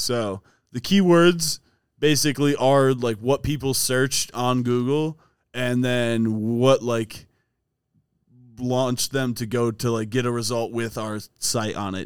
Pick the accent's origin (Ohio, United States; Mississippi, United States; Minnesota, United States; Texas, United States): Ohio, United States; Strongsville; born or raised there